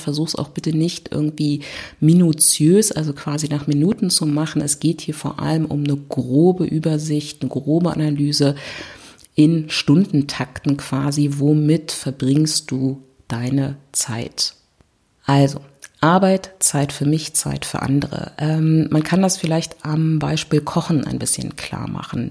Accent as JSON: {"language": "German", "region": "Berlin", "country": "Germany", "said": "ich komme aus Berlin"}